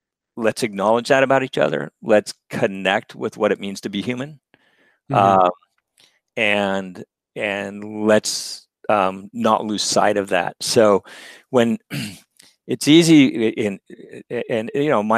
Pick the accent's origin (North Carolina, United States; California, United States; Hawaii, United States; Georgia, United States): California, United States; Berkeley; being born in Berkeley and growing up in California